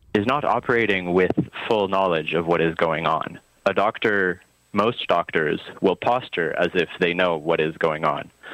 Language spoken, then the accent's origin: English; Vancouver, British Columbia, Canada; moved away as an adult; also born or lived in Montreal; now in Gaspé Peninsula, Canada; I was born in Vancouver. I grew up uh, there largely